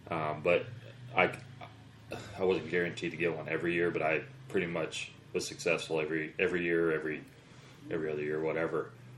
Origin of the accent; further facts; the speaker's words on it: outside of Portland, Oregon, United States; I grew up outside of Portland, Oregon, but I tried to get to the eastern part of the state as often as I could.